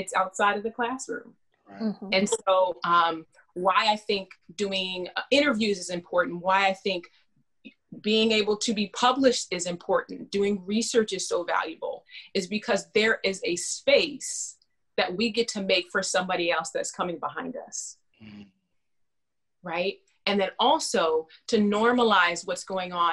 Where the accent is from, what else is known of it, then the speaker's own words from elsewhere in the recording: Fresno, California, United States; I'm born and raised in California